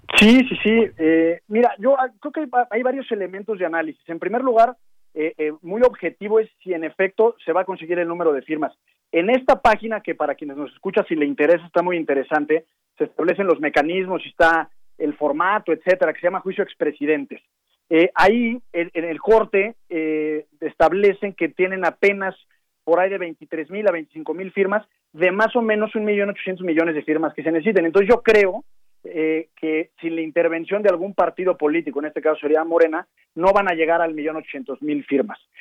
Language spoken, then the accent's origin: Spanish; Mexico; como mexicanos